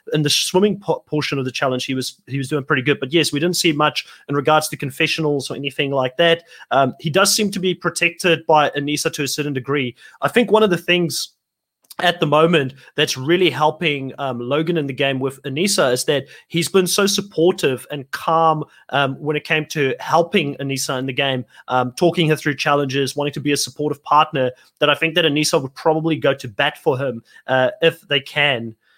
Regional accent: South Africa; also born or lived in United States; I am from South Africa

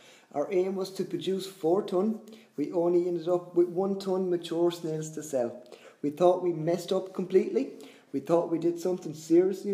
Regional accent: Ireland; I'm from Ireland, farming snails was something I never heard

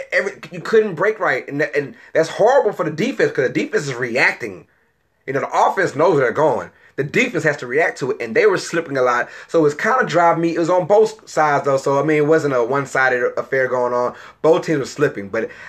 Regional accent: Louisiana, United States; Now, people call him Etienne, but, you know, we're from Louisiana. It's pronounced Etienne.

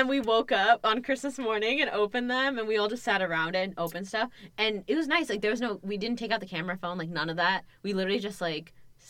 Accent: United States; So, like growing up in America, but your parents not being American fully, like, having immigrant parents

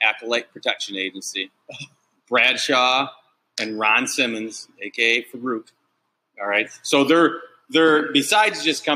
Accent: Japan; I was born in Japan

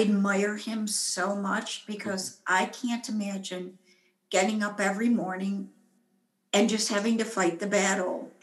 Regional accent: United States; I'm an American, I'm a woman

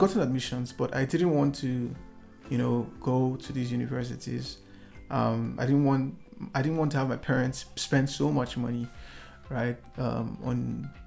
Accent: Nigeria; in a city called Lagos in my home country, the commercial capital of the country

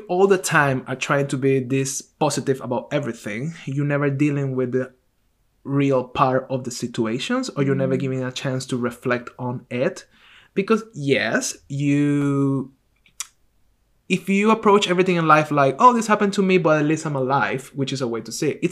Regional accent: Venezuela; I'm from Latin America, I'm from Venezuela

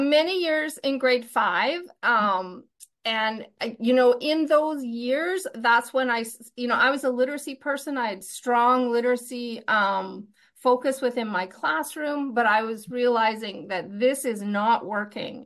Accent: Fort St. John, British Columbia, Canada; moved away as an adult; also born or lived in Winnipeg / Comox Valley; I, I grew up in Fort Saint John, which is, uh, in the north.

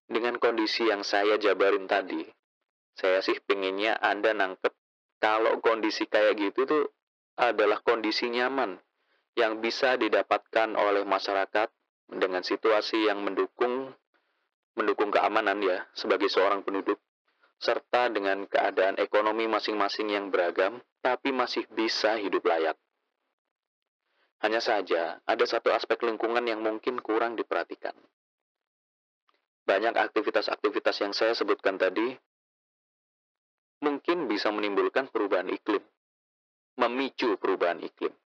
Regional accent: Malang, East Java, Indonesia; Di daerah saya di Malang juga sering. Malah di kota Batu yang dia itu gunung.

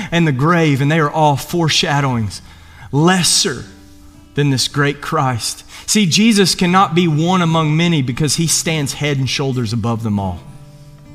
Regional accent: Eastern Kentucky, United States; moved away; I'm from Eastern Kentucky

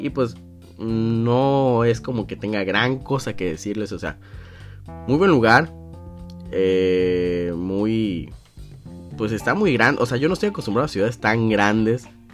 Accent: Sinaloa, Mexico; Yo decía que de Sinaloa

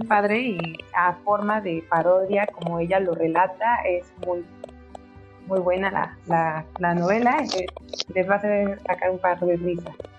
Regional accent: Mexico City, Mexico; de la ciudad

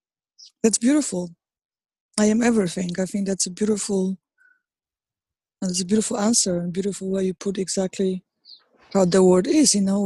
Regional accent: Poland; English is a second language; now in New York, United States; Even the fact that I moved from Poland to New York, it was all connected to it.

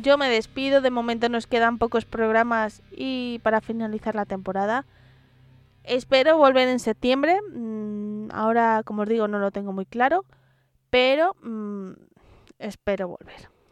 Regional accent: Madrid, Community of Madrid, Spain; sabéis que soy gata, ¿vale? Porque soy madrileña, de tercera generación

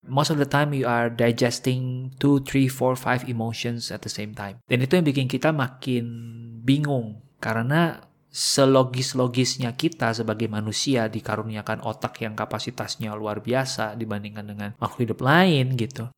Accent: Indonesia; gue dari Indonesia

